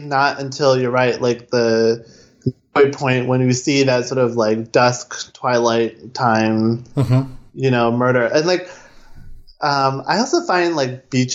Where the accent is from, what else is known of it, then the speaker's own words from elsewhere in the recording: East Coast, United States; I'm from the East Coast